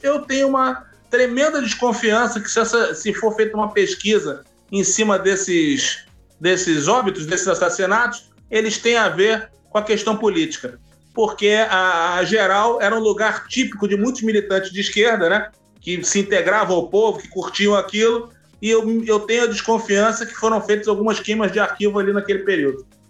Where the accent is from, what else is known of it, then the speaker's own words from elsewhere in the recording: Rio de Janeiro, Brazil; Quando eu era criança em Copacabana